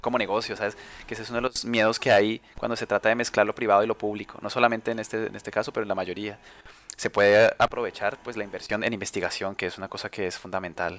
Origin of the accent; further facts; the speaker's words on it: Colombia; now in Spain; aquí en España, que es donde conozco además de donde, de donde soy, que es Colombia